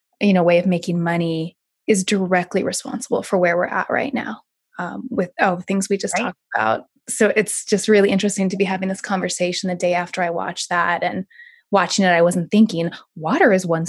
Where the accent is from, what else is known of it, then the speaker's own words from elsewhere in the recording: South Lake Tahoe, California, United States; also born or lived in Yuba River; I grew up in South Lake Tahoe